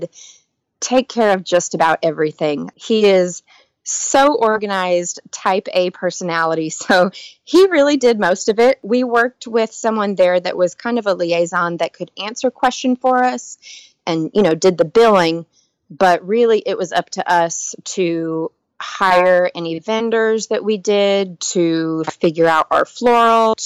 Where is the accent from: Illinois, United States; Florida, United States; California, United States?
California, United States; Southern; I'm originally from Southern California